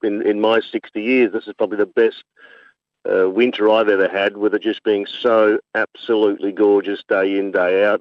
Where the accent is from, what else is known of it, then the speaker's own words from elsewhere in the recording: Adelaide, South Australia, Australia; moved away as an adult; now in Umbakumba, Australia; I'm from Adelaide originally